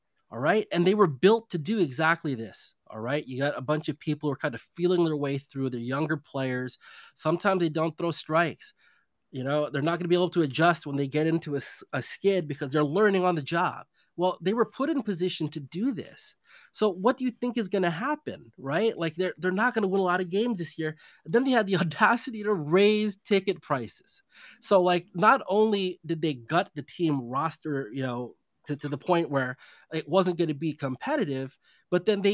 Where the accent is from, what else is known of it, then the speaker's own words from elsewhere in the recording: West Coast, United States; moved away as an adult; I'm born and raised on the West Coast. I made my professional career on the East Coast.